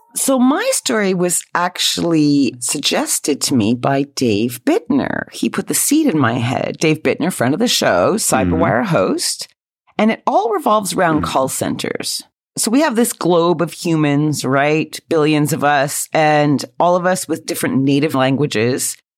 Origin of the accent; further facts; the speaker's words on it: Quebec, Canada; accent: Canadian; moved away as an adult; now in United Kingdom; I certainly have been living in the UK for 20 years, still sound as Canadian as the day I was born